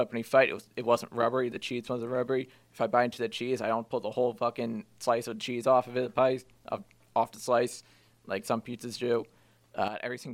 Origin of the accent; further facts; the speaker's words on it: Wilmington, Massachusetts, United States; my hometown